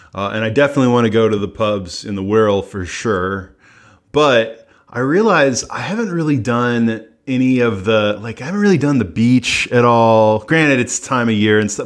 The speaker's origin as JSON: {"language": "English", "country": "United States", "said": "I'm an American"}